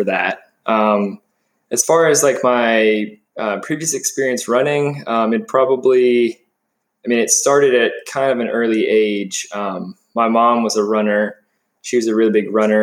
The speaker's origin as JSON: {"language": "English", "town": "Marietta", "region": "Georgia", "country": "United States", "tie": "born or raised there", "said": "Born and raised in Marietta, Georgia. It's just a suburb of Atlanta"}